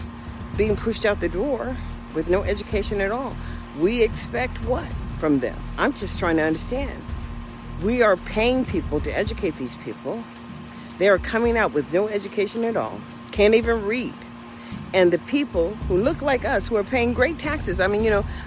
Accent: United States; I am an American

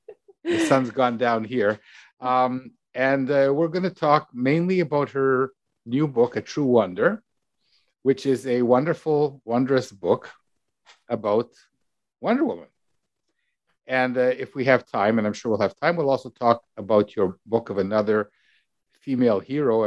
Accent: Canada; I'm from Canada.

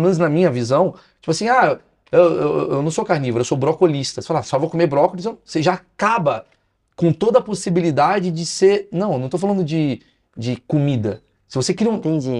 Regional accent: Brazil

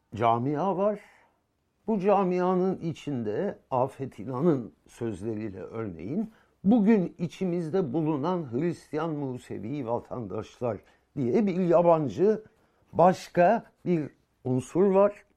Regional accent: Turkey; ben burada doğmuşum. Ee, bilmem ne kadar zaman atalarım burada doğmuş. Ben buranın vatandaşıyım

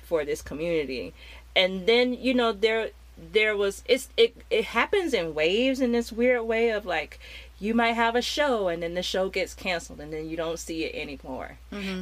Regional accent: United States; growing up in America in in the '90s

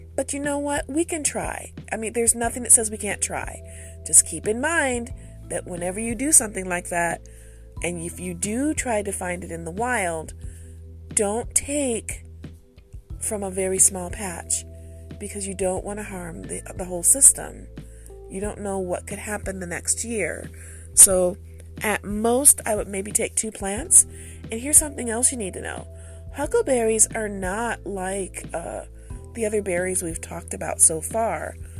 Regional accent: Michigan, United States; I'm from Michigan

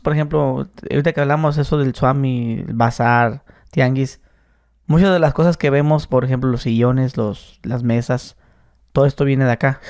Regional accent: Mexicali, Baja California, Mexico; Yo soy de Mexicali

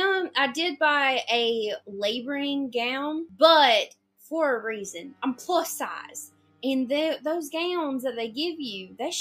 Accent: Texas, United States; I'm from Texas.

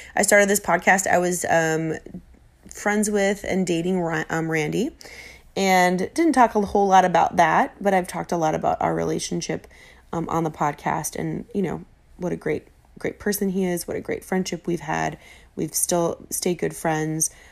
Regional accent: Minnesota, United States; I'm from Minnesota

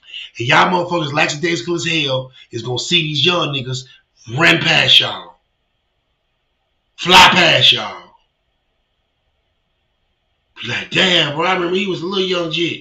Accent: Virginia, United States; moved away; my hometown, Virginia

